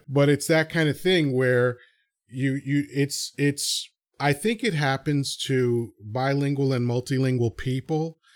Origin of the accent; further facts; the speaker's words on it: New York City, New York, United States; accent: New York; first language Spanish; English is a second language; also born or lived in Dominican Republic / Long Island; I have an accent because anytime I travel outside of New York, everybody knows I'm from New York